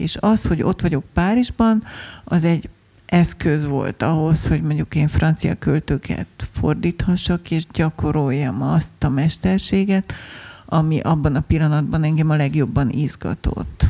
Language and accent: Hungarian; Budapest, Hungary; mondtam, hogy Budapestről